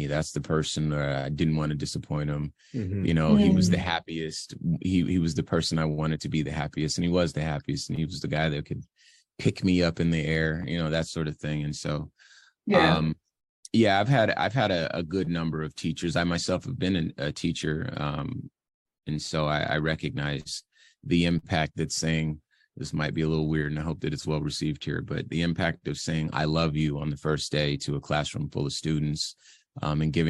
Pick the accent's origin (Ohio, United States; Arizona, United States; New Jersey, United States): Arizona, United States; also born or lived in Compton; I mostly grew up in Arizona